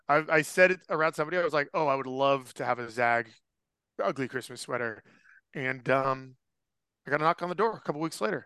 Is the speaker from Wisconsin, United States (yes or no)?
no; Petaluma, California, United States; my hometown of Petaluma.